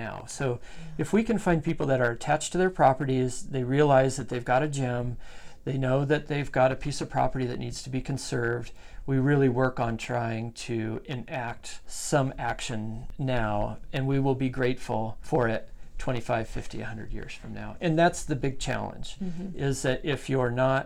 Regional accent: Colorado, United States; moved away as an adult; now in Idaho, United States; I grew up with in Colorado

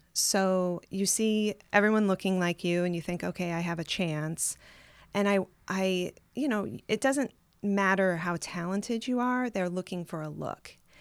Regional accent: South Bend, Indiana, United States; moved away as an adult; also born or lived in Tucson, Arizona / Los Angeles; I grew up in South Bend

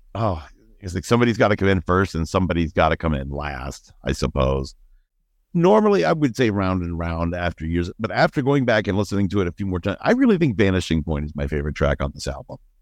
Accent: Northeastern Ohio, United States; growing up in Northeastern Ohio

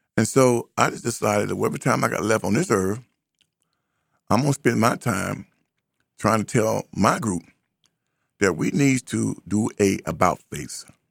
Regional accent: United States; I'm not African. I am an American

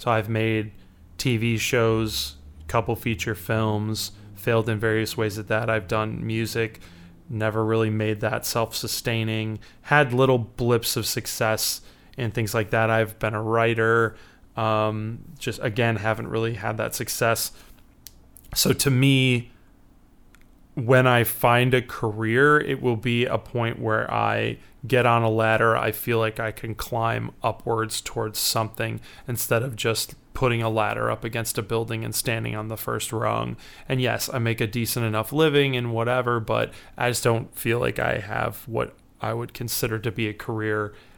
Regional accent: Chicago, Illinois, United States

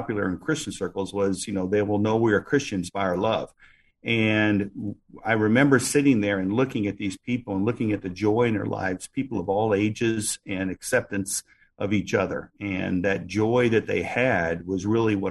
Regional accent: West Chicago, Illinois, United States; also born or lived in Golden, Illinois / Iowa / Kansas; now in Hawaii, United States; my father was a Lutheran pastor, and we had congregations outside of Chicago, a little town called West Chicago, then Golden, Illinois

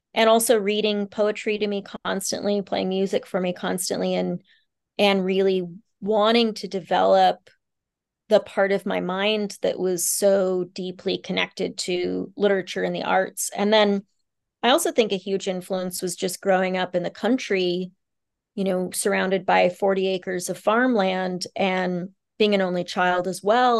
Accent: Kansas, United States; also born or lived in Bangkok, Thailand / Nepal; a Kansan girl

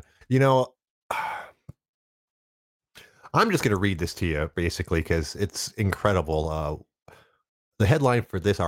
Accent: Detroit, Michigan, United States; I'm from Detroit and the traditional auto industry influenced the area so much

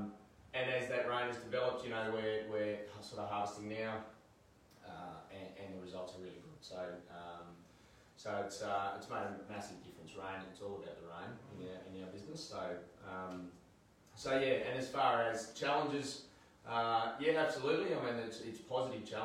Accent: Australia; also born or lived in Sydney; I grew up in Cookal

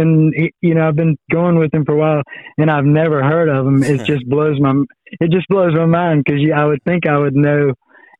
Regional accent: Manning, South Carolina, United States; moved away as an adult; now in Charleston, United States; I grew up, you know, bass fishing in ponds too around my hometown of Manning, South Carolina.

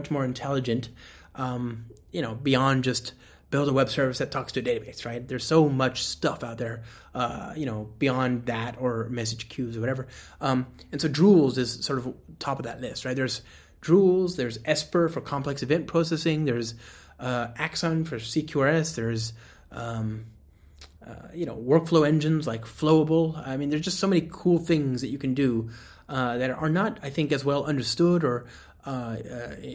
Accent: United States; I, as an American

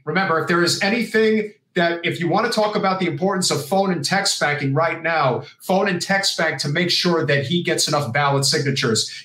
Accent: New Jersey, United States; my home state of New Jersey

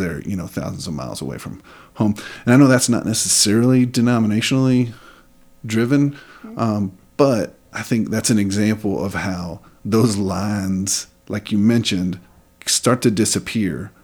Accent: West Texas, United States; moved away as an adult; now in Kandern, Germany; Growing up in West Texas in a Southern Baptist environment

